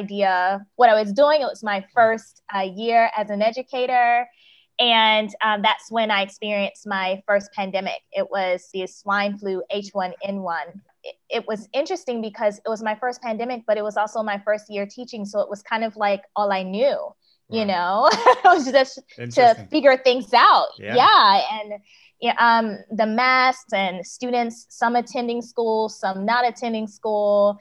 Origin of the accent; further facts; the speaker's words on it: United States; moved away as an adult; also born or lived in South Korea; now in Malaysia; I am in Malaysia now, but I'm American